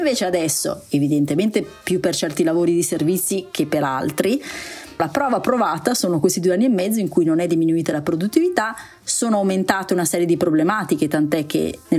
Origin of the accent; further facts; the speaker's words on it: Veneto, Italy; siccome io sono anche... veneta della